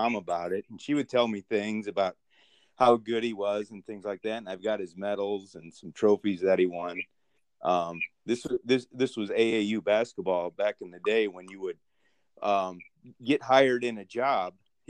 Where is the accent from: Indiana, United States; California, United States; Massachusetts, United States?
Indiana, United States; Fort Wayne; moved away as an adult; now in Cleveland, United States; Well, I grew up in Indiana.